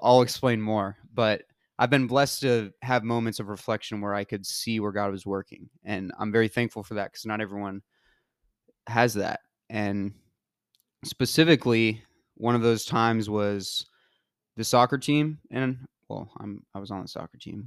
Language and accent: English; Georgia, United States; moved away; I'm from Georgia.